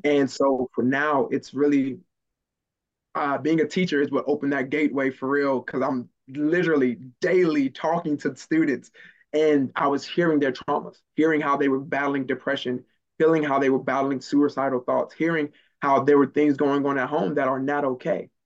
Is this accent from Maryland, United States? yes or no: yes; Maryland, United States; moved away; also born or lived in the South; growing up in Maryland and missing meals and not living in the best neighborhood